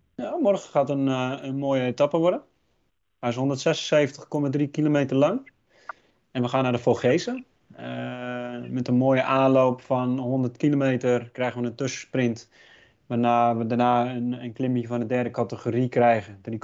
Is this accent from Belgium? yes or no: no; Netherlands; wij als Nederlanders